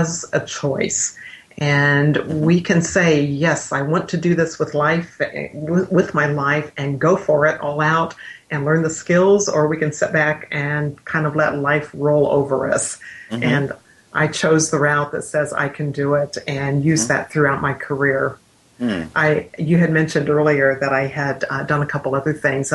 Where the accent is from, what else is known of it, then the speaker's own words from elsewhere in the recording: Midwest, United States; I grew up in the Midwest